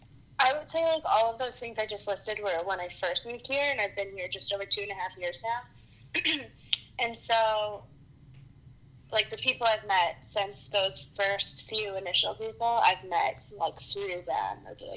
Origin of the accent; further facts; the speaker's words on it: Michigan, United States; oh, I'm from Michigan. I do the same thing.